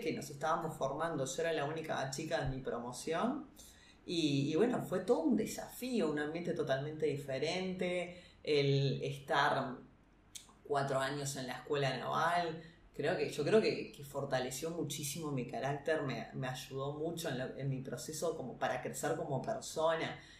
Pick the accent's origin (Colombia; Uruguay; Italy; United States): Uruguay; nosotros como uruguayos